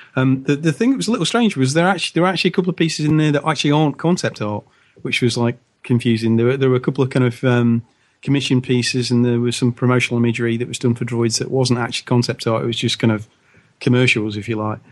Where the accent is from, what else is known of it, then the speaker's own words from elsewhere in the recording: United Kingdom; as Brit